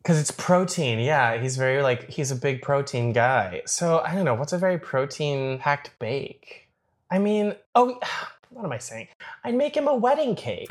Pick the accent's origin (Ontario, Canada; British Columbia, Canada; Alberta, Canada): Ontario, Canada; Toronto; I grew up in Scarborough, but, uh, I mean, sort of. So I, uh, I grew up in Scarborough, but I went to school downtown.